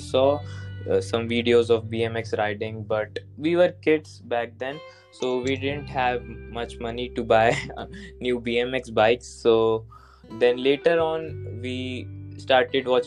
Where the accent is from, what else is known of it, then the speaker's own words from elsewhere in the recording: New Delhi, Delhi, India; also born or lived in Uttar Pradesh; I'm originally from Uttar Pradesh, but I was born and raised in New Delhi.